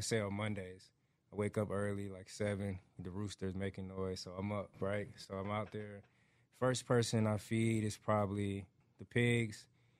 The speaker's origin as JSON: {"language": "English", "town": "Atlanta", "region": "Georgia", "country": "United States", "tie": "born or raised there", "moved": "as an adult", "lives_now": "Texas, United States", "said": "I grew up raised in Atlanta, Georgia, right? So, my family, though, like, my grandparents lived in Middle Georgia, like, Warner Robins, little town right outside of Macon, Georgia. So, it's a little more rural than the city."}